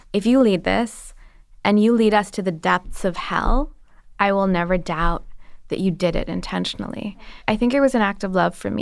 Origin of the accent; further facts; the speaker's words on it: Pakistan; moved away as an adult; now in United States; I'm an immigrant, I'm Pakistani